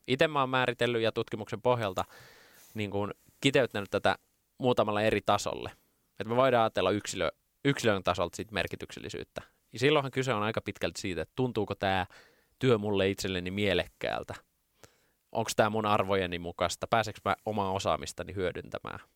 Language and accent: Finnish; Lahti, Päijät-Häme, Finland; Ylpeä juuristani, tulen Lahesta